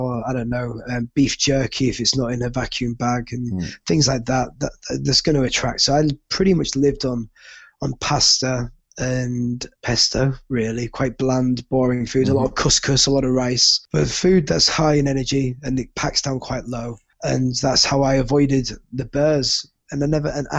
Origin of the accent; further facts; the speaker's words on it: United Kingdom; moved away as an adult; as a Brit